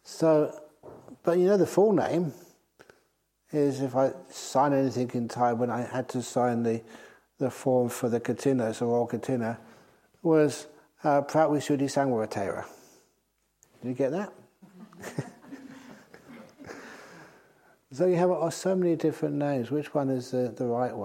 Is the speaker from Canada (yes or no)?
no; England, United Kingdom; moved away as an adult; now in Australia; being English